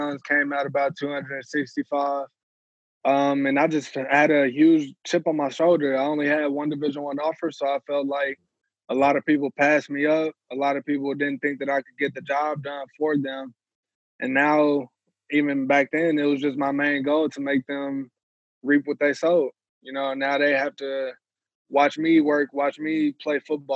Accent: Dallas, Texas, United States; moved away as an adult; also born or lived in Tulsa; SMU, I mean, with them being my hometown

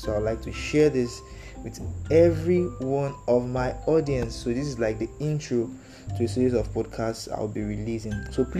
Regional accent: Oshodi, Lagos, Nigeria; I was born and raised in the very last notorious city of Oshodi.

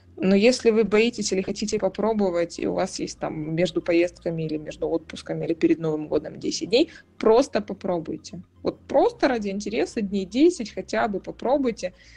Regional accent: Kyiv, Ukraine; moved away as an adult; now in Germany; я выросла в Киеве

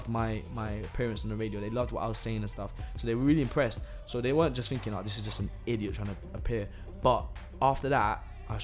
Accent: London, United Kingdom; also born or lived in Italy; I'm from London.

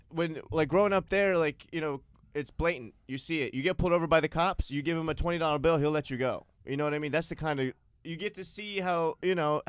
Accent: United States; also born or lived in Kyrgyzstan; I grew up here in the States. Okay. I've been here 20 years.

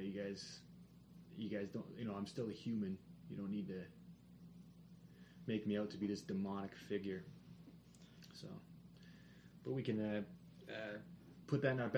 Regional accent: Kitchener-Waterloo, Ontario, Canada; Waterloo, my hometown, Kitchener-Waterloo

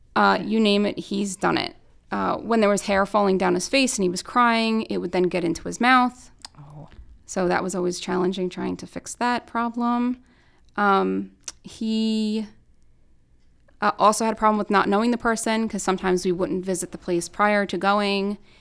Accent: New York, United States; moved away; I'm not from here, I'm from New York

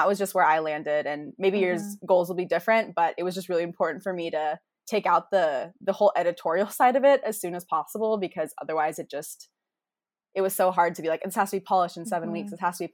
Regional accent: Jacksonville, Florida, United States; moved away; I'm from Jacksonville, Florida, which is like, so north, it's south is the phrase.

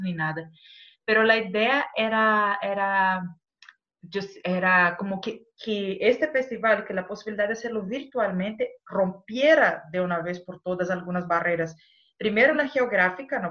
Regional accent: Brazil; Spanish is a second language; moved away; como yo soy brasileña y hablo español

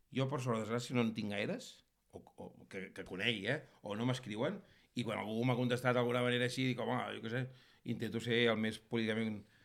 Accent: Catalonia, Spain; sóc més català que, que la barretina

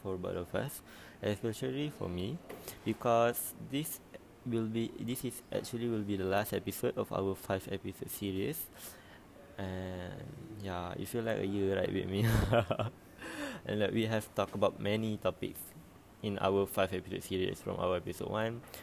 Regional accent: Malaysia; as a Malaysian

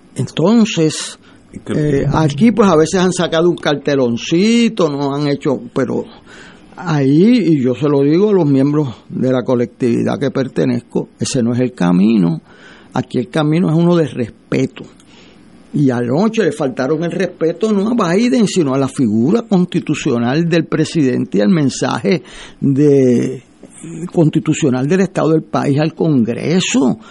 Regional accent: Puerto Rico; como puertorriqueño

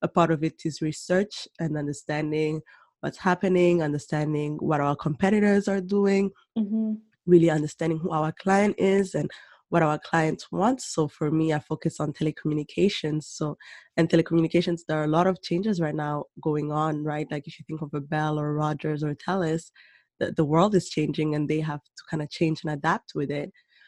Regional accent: Rwanda; moved away as an adult; also born or lived in Burundi / Germany / Senegal / Canada; And then I was born in Burundi. Mm-hmm. And after the genocide in Rwanda, that's when we moved back to Rwanda. And so I grew up there. And then eventually lived in Germany as well, in Senegal, and moved to Canada for university.

